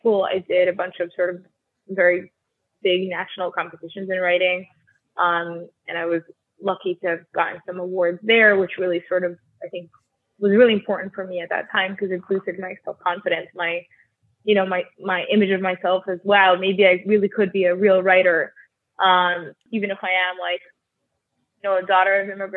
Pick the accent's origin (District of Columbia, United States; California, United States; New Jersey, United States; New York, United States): New Jersey, United States; Highland Park; first language Russian; I grew up in Highland Park, New Jersey, also known as Edison, sort of interchangeable